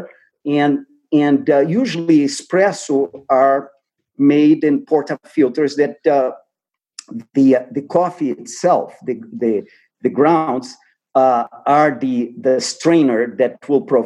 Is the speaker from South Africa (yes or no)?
no; Brazil; moved away; I'm from Brazil, so I grew up with coffee.